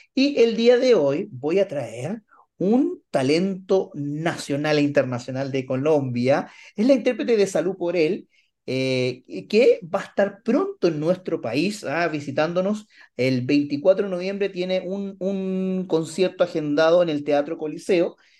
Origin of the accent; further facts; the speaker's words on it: Antofagasta, Chile; yo soy originario de Antofagasta